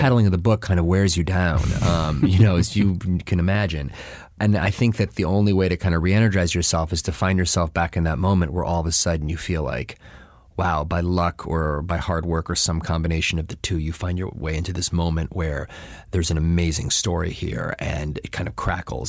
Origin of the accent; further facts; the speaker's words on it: Buffalo, New York, United States; now in New Haven, United States; I'm from Buffalo